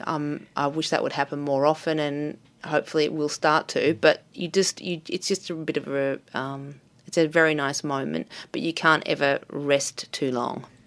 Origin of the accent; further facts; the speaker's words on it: Melbourne, Victoria, Australia; also born or lived in New York; I was born in Melbourne, so I have a base here. I have a community here. I, I went to art school here